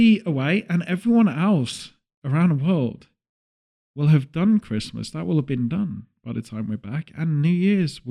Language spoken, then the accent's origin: English; Redditch, West Midlands, United Kingdom; my hometown of Redditch